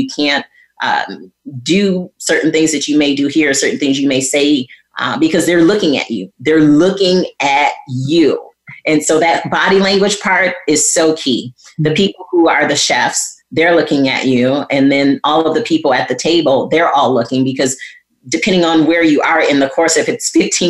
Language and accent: English; Flint, Michigan, United States; growing up in Flint, Michigan